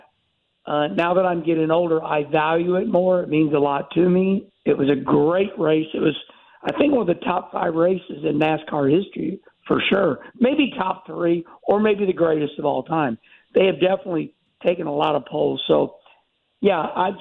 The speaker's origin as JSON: {"language": "English", "town": "St. Louis", "region": "Missouri", "country": "United States", "tie": "born or raised there", "also_born_or_lived": "North Carolina", "moved": "as an adult", "said": "I grew up in St. Louis and moved to North Carolina"}